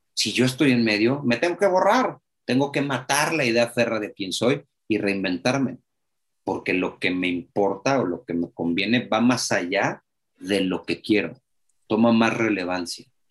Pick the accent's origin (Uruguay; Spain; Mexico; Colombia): Mexico; un mexicano de 42 años